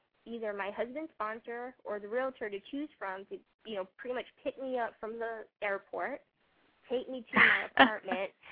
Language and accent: English; Hawaii, United States; also born or lived in San Diego / Japan; now in Memphis, United States; I'm from Hawaii, and I've never lived anywhere further than San Diego prior to going to Japan